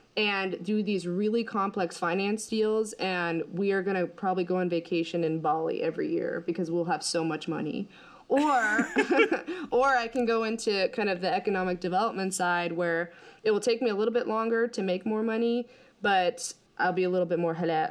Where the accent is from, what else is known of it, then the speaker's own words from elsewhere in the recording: United States; I'm American